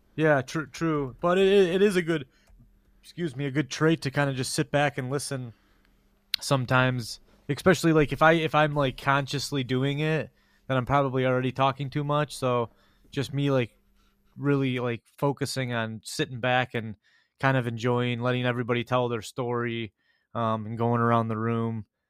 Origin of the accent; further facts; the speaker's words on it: Grosse Pointe, Michigan, United States; us growing up in Grosse Pointe